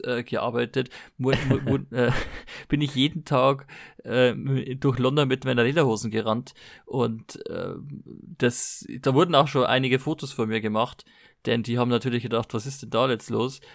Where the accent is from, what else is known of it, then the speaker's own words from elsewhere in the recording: Germany; ich komme aus Deutschland